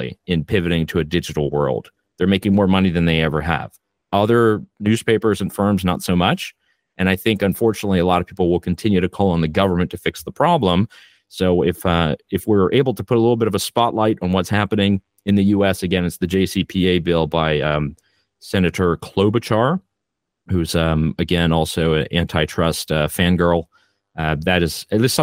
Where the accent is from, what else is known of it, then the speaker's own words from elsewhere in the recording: Canada; I am Canadian